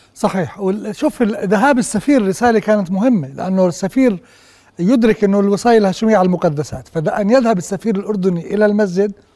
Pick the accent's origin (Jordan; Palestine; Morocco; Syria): Jordan; احنا كأردنيين